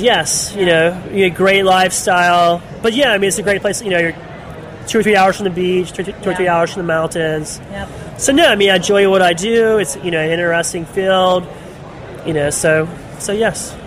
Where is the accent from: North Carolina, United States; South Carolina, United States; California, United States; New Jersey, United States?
North Carolina, United States; Charlotte; I'm from Charlotte, North Carolina